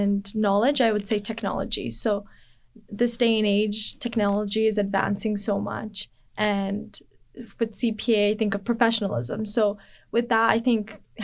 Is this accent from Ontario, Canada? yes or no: no; Edmonton, Alberta, Canada; So I was born and raised in Edmonton